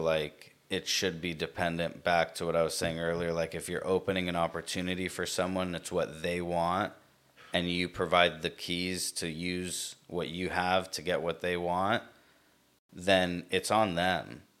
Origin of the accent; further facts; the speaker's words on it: United States; I was born here, uh, sister brother born here. So we're American